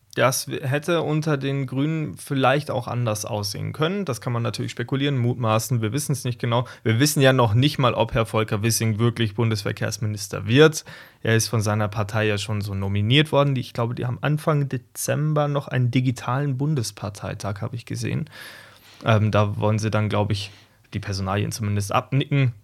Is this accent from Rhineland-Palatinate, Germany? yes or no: no; south of Munich, Bavaria, Germany; ich komme aus dem Süden von München, kann man so sagen. Und ähm, zwischen Wolfratshausen und Geritzried, das sind zwei kleine Städte in meinem Heimatlandkreis